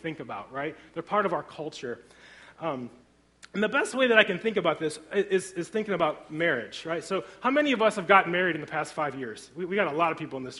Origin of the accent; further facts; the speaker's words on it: Griffith, Indiana, United States; I grew up in Griffith, Indiana, so I'm a region rat